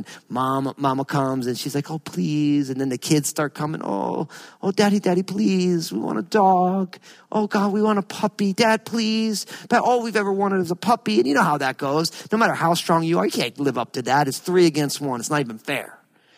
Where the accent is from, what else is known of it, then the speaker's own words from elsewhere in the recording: New Jersey, United States; I grew up in New Jersey